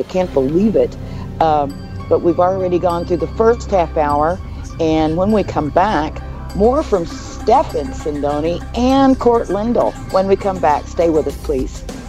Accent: Oklahoma, United States; I grew up in Oklahoma

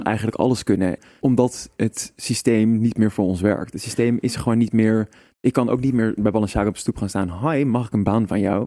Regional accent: Amsterdam, North Holland, Netherlands; moved away; also born or lived in Arnhem; ik ben toch een Amsterdammer en iedereen kent mij hier

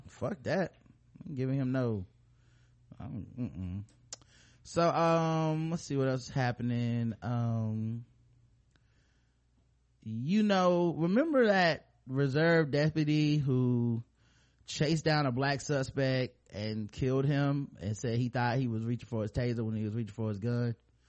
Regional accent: Florida, United States; I mean, I'm from Florida.

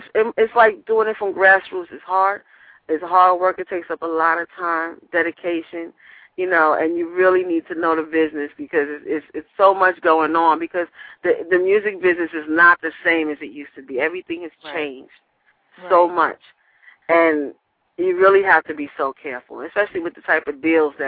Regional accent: New York City, New York, United States; I was born and raised in Harlem. We lived in New York, you know, all my life

